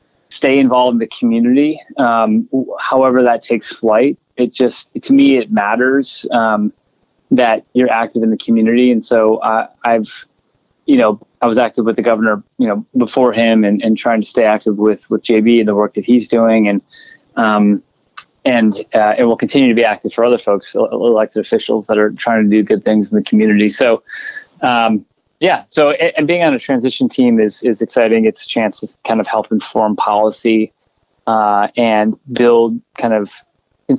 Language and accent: English; Chicago, Illinois, United States; Chicago's my hometown, and I love the city